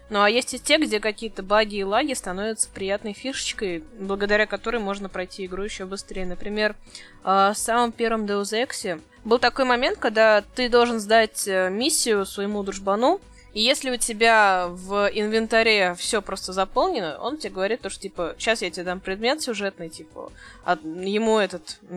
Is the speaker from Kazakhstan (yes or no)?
no; Omsk, Omsk Oblast, Russia; Да вы что, я же из Омска